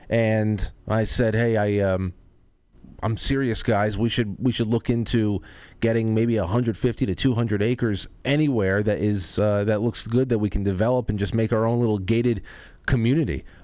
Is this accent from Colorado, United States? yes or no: yes; Colorado, United States; I am from a little town in Colorado, up in the mountains. A little town in Colorado